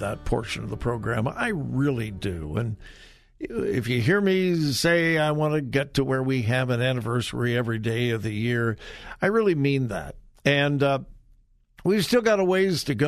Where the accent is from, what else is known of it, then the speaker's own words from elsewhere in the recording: Southern California, United States; now in Ohio, United States; I grew up in Southern California, and when I was a kid, we went to the Rose Parade all the time.